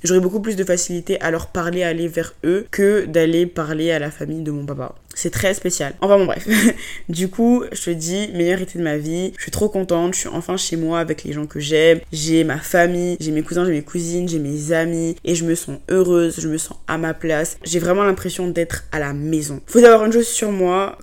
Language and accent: French; Côte d’Ivoire; first language French; moved away as an adult; also born or lived in England; now in France; j'ai grandi en Côte d'Ivoire, donc dans le pays de mon papa